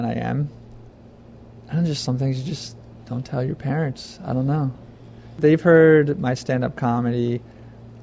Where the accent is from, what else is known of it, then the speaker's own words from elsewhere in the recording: Philadelphia suburbs, southeastern Pennsylvania, United States; also born or lived in Florida / Providence; I grew up mainly in the Philadelphia suburbs and small towns of southeastern Pennsylvania